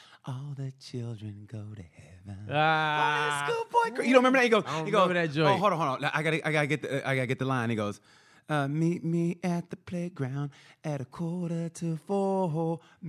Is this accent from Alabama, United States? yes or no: no; Oklahoma, United States; And where I grew up in Oklahoma, it was boy skate, girl skate.